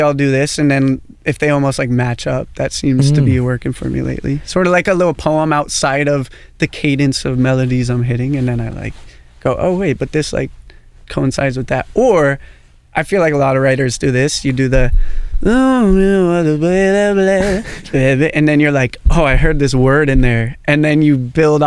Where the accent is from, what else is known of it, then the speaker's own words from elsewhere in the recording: Portland, Oregon, United States; growing up in Portland